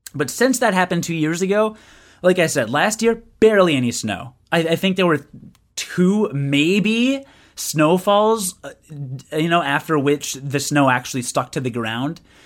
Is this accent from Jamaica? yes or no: no; United Kingdom; I am British